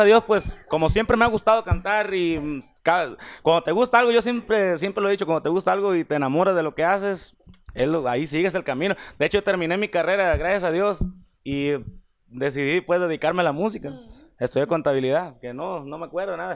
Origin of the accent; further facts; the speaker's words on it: Puerto Vallarta, Jalisco, Mexico; yo soy de Puerto Vallarta